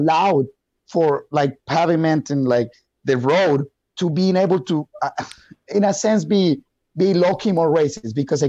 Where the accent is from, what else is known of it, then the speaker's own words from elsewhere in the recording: Wisconsin, United States; But if you look at Milwaukee, like for example, we're from Wisconsin.